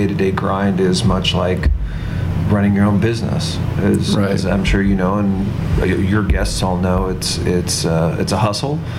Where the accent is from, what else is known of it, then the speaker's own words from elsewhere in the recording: Dayton, Ohio, United States; I grew up in Dayton, Ohio.